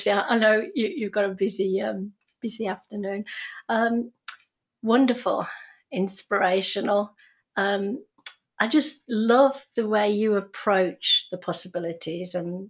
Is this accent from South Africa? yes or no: no; United Kingdom; moved away as an adult; now in Canada; we didn't have peanut butter sandwiches because we're British